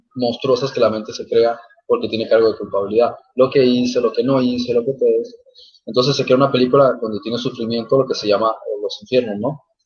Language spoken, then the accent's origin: Spanish; Germany; yo también soy alemán